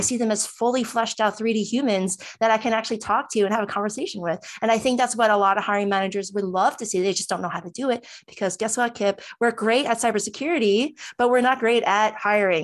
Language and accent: English; New Jersey, United States; I'm from New Jersey